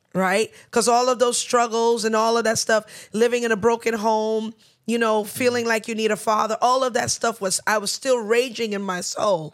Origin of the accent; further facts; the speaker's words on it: New York, United States; We were born and raised in New York.